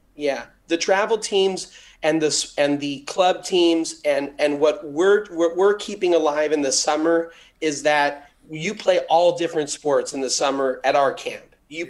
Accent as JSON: {"language": "English", "town": "Los Angeles", "region": "California", "country": "United States", "tie": "born or raised there", "said": "I'm an LA boy. I grew up in in Beverlywood"}